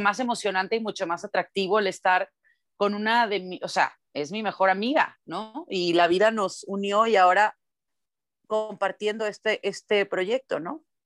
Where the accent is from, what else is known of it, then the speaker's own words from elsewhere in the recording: Mexico; para nosotros en México, pues yo tengo que hablar como, como nací, ¿no? O sea, con el acento con el que nací